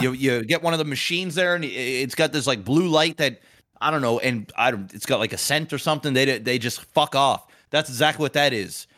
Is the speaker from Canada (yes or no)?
yes; Canada; it's the part of being Canadian I do not like